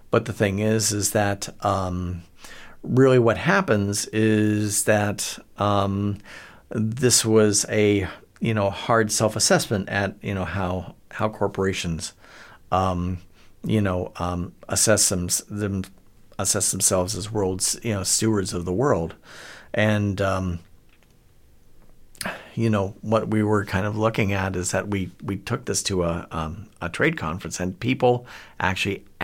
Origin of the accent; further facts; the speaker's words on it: Akron, Ohio, United States; born there; I was born in Akron, Ohio, um, land of … which is kind of frames things a bit.